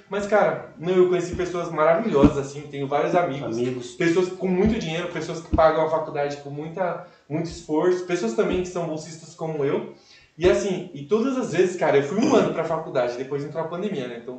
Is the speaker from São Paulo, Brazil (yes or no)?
yes; Cajamar, São Paulo, Brazil